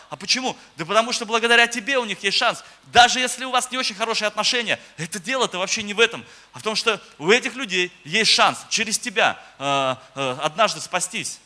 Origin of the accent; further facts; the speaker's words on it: Moscow, Russia; moved away as an adult; now in Oryol, Russia; я вообще сам из Москвы, э, я пастор в Орле, но сам вообще я из Москвы. В Москве родился, жил